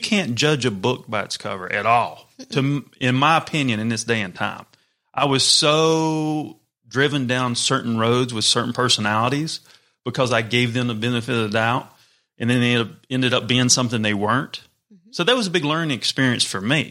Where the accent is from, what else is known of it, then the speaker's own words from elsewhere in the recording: the South, United States; moved away; also born or lived in New York City / Los Angeles; I grew up in the South, small town, one stoplight